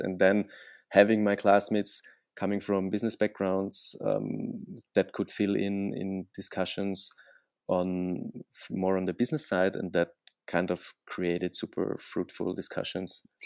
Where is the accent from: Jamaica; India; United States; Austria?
Austria; moved away; I'm originally from Austria